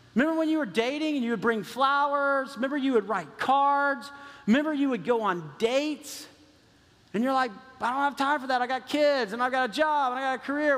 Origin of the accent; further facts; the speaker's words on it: Texas, United States; I grew up in Texas